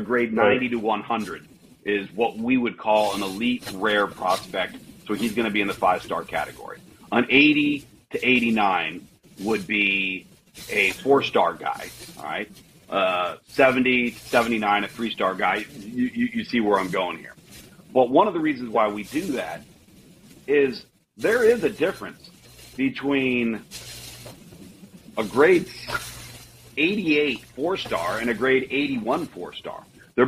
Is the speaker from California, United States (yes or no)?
yes; Southern California, United States; I grew up in Southern California